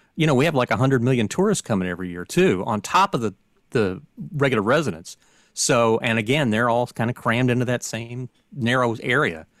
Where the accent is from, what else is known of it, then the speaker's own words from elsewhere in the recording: Pensacola, Florida, United States; now in Saint Petersburg, United States; I'm from Pensacola